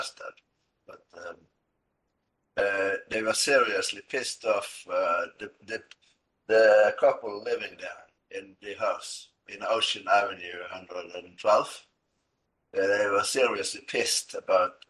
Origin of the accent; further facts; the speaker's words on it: Askøy, Vestland, Norway; I grew up here in Askøy, outside Bergen, in western Norway, and I pretty much stay here